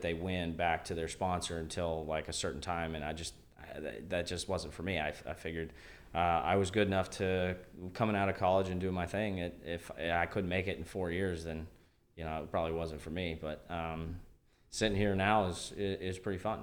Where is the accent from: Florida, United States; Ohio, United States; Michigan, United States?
Ohio, United States; Northeastern; also born or lived in Canada; everything that I know is Northeastern Ohio. I'm, I'm a U S guy